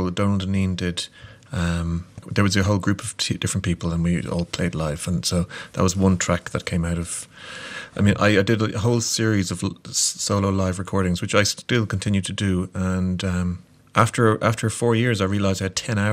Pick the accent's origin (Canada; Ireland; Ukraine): Ireland; I'm a musician from Ireland